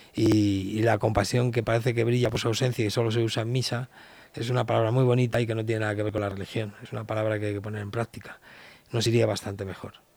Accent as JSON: {"language": "Spanish", "town": "Leganés", "region": "Community of Madrid", "country": "Spain", "said": "soy de Leganes"}